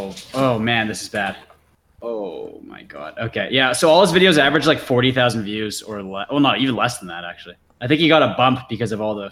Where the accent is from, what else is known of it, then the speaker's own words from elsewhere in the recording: Canada; we're all Canadian on here